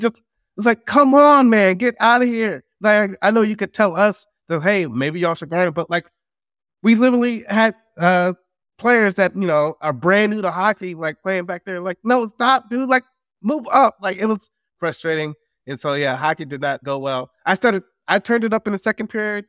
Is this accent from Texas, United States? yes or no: yes; Dallas, Texas, United States; I'm from Dallas